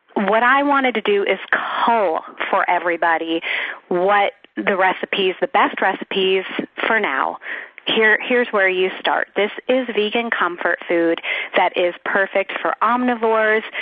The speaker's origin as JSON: {"language": "English", "region": "South Florida", "country": "United States", "tie": "born or raised there", "said": "I grew up in South Florida"}